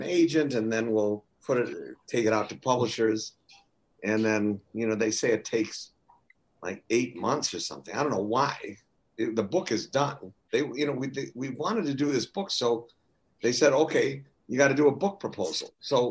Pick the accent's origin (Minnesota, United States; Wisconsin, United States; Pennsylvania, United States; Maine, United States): Wisconsin, United States; Milwaukee; moved away; Milwaukee has a sizable Jewish community